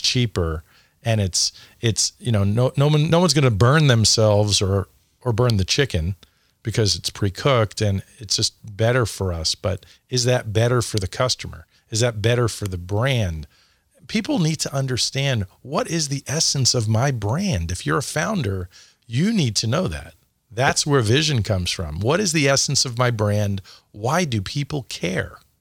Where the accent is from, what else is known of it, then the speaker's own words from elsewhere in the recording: New York City, New York, United States; moved away as an adult; also born or lived in Phoenix; I grew up in New York, and, uh, Dad was on Wall Street